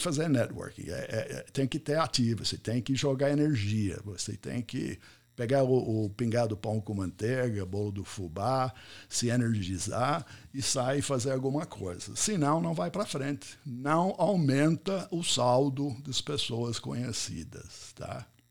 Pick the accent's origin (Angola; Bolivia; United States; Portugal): United States; first language English; Portuguese is a second language; moved away as an adult; also born or lived in São Paulo, Brazil; now in Brazil; eu sou americano, cheguei aqui muitos anos atrás, não fa falei, não falava português quando eu cheguei